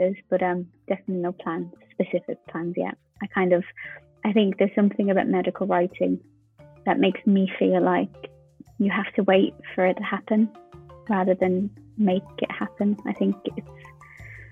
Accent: Ireland; being Irish

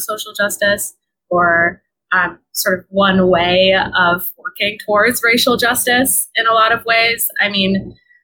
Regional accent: California, United States; now in Brooklyn, United States; I am originally from California

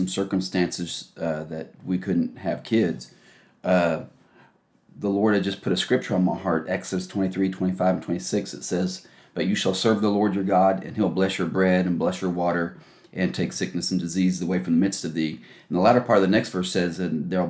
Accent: New York, United States; I was born and raised in New York

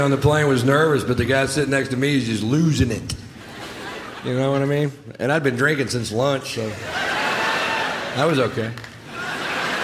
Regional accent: Texas, United States; I'm from Texas, born and raised in Texas

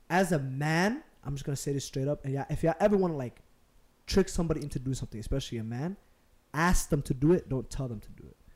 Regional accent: Minneapolis, Minnesota, United States; the way I was raised and like, I grew up in Cedar

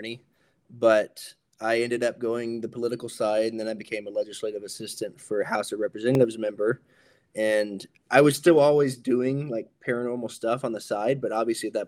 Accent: Hawaii, United States; I'm Native Hawaiian

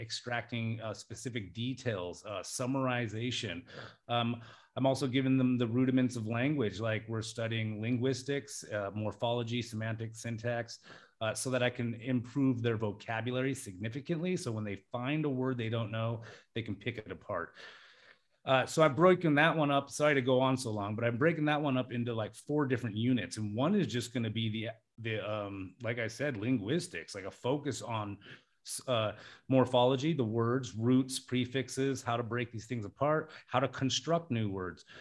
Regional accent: Alaska, United States; also born or lived in Las Vegas; now in Thailand; I'm from Alaska, uh, in the United States

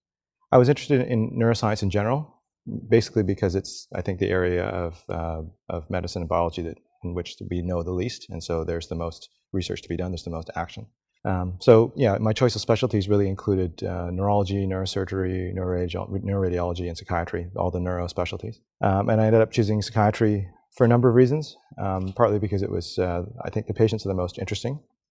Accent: Saskatchewan, Canada; also born or lived in Montreal, Canada / British Columbia, Canada; I grew up all over Canada, in BC. I was born in Montreal, went to high school in Saskatchewan

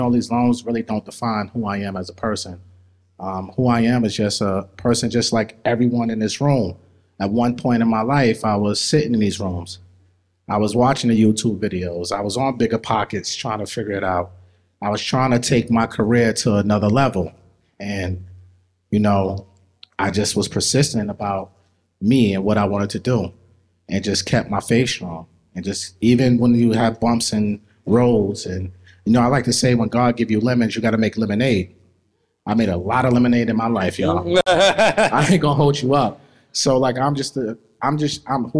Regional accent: New York City, New York, United States; also born or lived in Queens, New York; I was born in Brooklyn, raised in Brooklyn

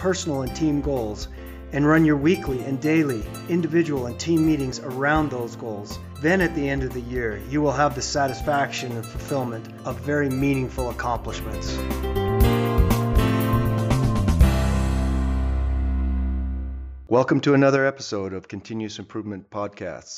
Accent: Edmonton, Alberta, Canada; we were both born in Edmonton, Alberta, Canada

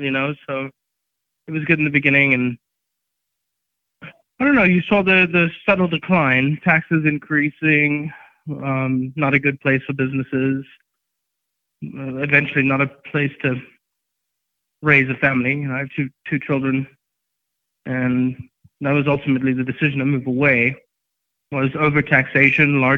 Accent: Johannesburg, Gauteng, South Africa; also born or lived in Durban, South Africa / California, United States; now in Colorado, United States; I was born and raised in Johannesburg, and then I moved over

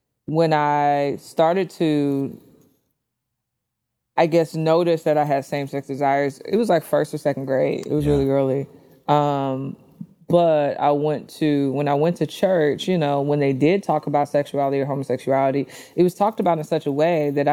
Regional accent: St. Louis, Missouri, United States; I was born in St. Louis to a single mother

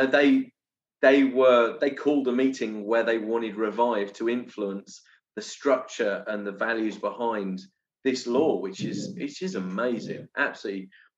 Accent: England, United Kingdom; now in Brazil; me and Andy have this challenge of being English

